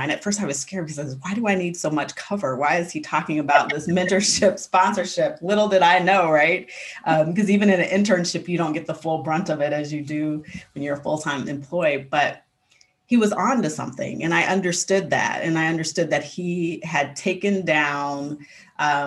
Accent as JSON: {"language": "English", "town": "Kansas City", "country": "United States", "tie": "born or raised there", "said": "where I grew up in Kansas City"}